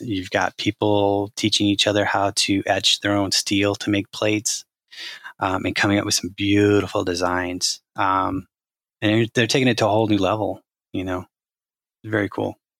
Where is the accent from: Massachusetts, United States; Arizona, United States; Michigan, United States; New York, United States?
Arizona, United States; I grew up in Arizona